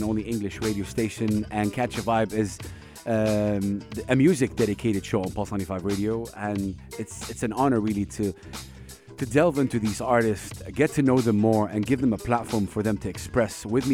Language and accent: English; Saudi Arabia; English is a second language; I come from Saudi Arabia